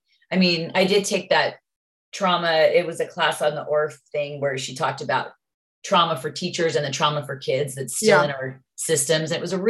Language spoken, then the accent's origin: English; Utah, United States; well, I'm from Utah.